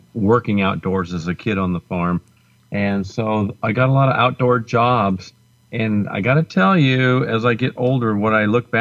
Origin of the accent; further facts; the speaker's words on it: Indiana, United States; now in Colorado, United States; growing up in Indiana, anybody knows the humidity back in Indiana is around 95% humidity